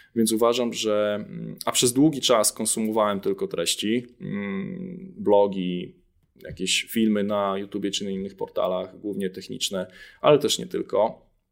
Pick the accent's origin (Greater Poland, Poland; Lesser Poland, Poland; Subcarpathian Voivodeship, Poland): Subcarpathian Voivodeship, Poland; Jarosław; moved away as an adult; also born or lived in Kraków; oryginalnie pochodzę z Jarosławia, z Podkarpacia